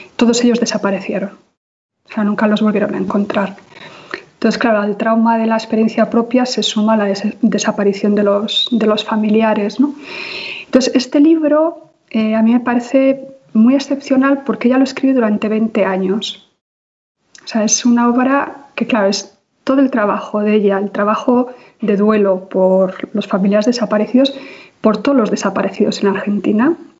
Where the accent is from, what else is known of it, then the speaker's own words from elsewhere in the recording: Basque Country, Spain; yo vengo de una sociedad absolutamente traumatizada ¿no? y, con una historia de violencia tremenda a muchos niveles, que es la sociedad vasca